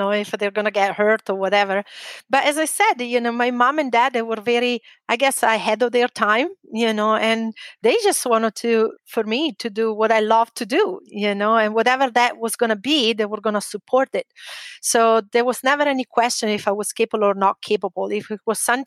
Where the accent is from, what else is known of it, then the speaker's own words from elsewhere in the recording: near Lake Como, Lombardy, Italy; English is a second language; moved away; North Italy. I'm from a little town near Lake Como.